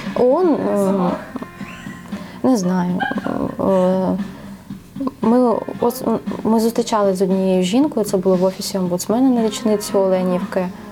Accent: Ukraine; moved away as an adult; повернутися додому. Там наші рідні, там ну, багатьох там залишились сім'ї. Це просто рідний рідний твій дім, де ти виріс.

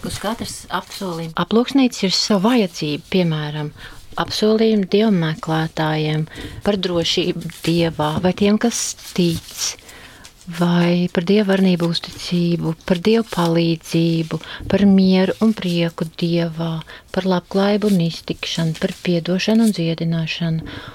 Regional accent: Saldus, Saldus Municipality, Latvia; moved away as an adult; also born or lived in Riga; Es esmu dzimusi saldinieks, arī dzimusi un dzīvoju šajā mājā

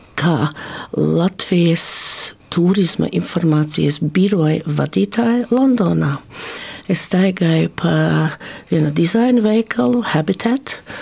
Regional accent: Australia; also born or lived in Varakļāni, Latvia (parents' home area); Es esmu latviešu meitene, dzimusi un augusi Austrālijā

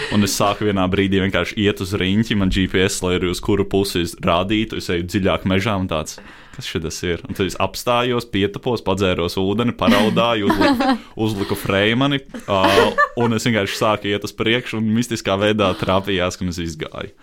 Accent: Daugavpils, Latgale, Latvia; es esmu dzimis Daugopilī

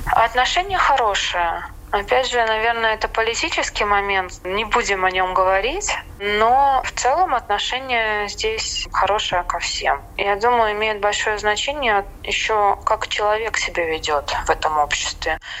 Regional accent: Latvia; moved away as an adult; now in Tbilisi, Georgia; из Латвии, я живу в Грузии

